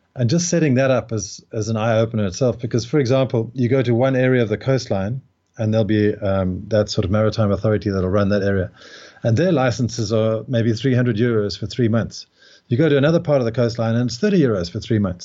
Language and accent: English; Cape Town, Western Cape, South Africa; moved away as an adult; now in Algarve, Portugal; Cape Town is where I was born